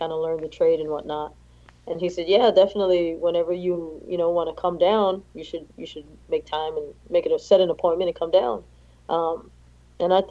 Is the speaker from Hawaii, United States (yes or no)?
yes; Hawaii, United States; moved away as an adult; also born or lived in Fort Sill, Oklahoma; So I was born and raised in Hawaii